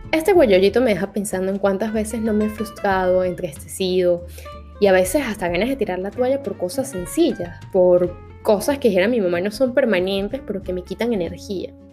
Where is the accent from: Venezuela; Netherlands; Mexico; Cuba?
Venezuela; lo que estamos acostumbrados como venezolanos